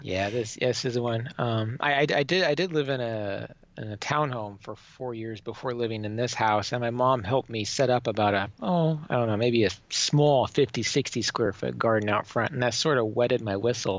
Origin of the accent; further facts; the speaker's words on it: Minneapolis, Minnesota, United States; moved away as an adult; also born or lived in western Oklahoma; now in Nebraska, United States; where I was born in Oklahoma and where my formative years growing up were in Minnesota